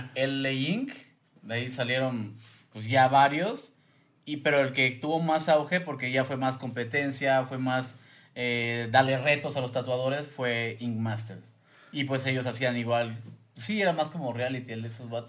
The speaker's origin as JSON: {"language": "Spanish", "region": "Yucatán", "country": "Mexico", "also_born_or_lived": "Mérida", "moved": "as an adult", "lives_now": "Mexico City, Mexico", "said": "Soy yucateco, soy yucateco de coraza. Pero ya viviendo aquí tengo unos seis años."}